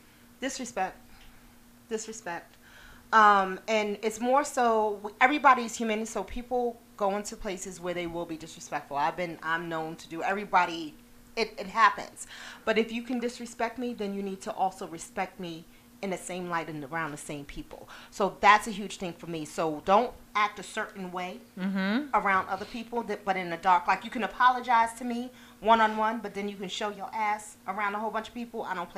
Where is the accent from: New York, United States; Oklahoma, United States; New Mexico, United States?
New York, United States; I'm in Bushwick, born and raised in Bushwick, lived at other places, came back to Bushwick.